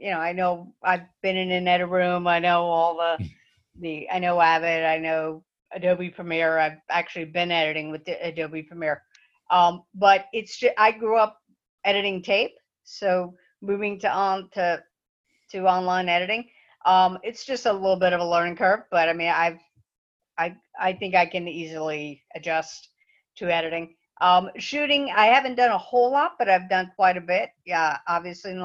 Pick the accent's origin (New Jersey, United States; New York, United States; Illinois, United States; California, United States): New Jersey, United States; now in Central Florida, United States; Growing up in New Jersey